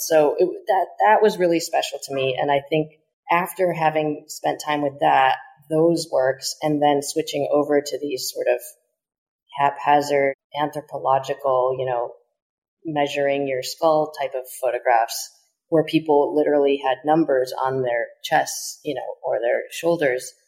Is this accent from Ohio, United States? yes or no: no; Chicago, Illinois, United States; I was born in Chicago